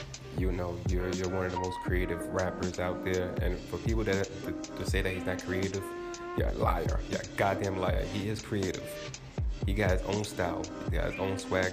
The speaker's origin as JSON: {"language": "English", "region": "New York", "country": "United States", "said": "I'm from New York"}